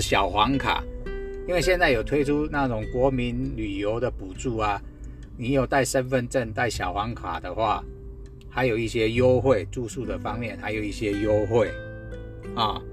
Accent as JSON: {"language": "Chinese", "town": "Guanxi", "region": "Hsinchu County", "country": "Taiwan", "said": "我是来自新竹关西的淳朴青年"}